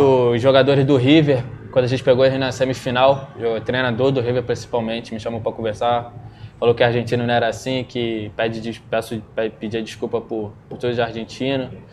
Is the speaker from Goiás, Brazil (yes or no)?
no; Duque de Caxias, Rio de Janeiro, Brazil; sou lá de Jardim Angá, uma, uma terra pequena lá, mas gente boa. Comecei no, no Caxiense primeiro, quatro anos de idade